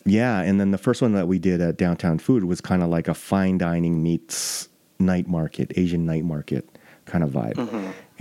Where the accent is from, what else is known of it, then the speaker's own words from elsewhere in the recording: Toronto, Ontario, Canada; now in Calgary, Canada; I was born in Etobicoke.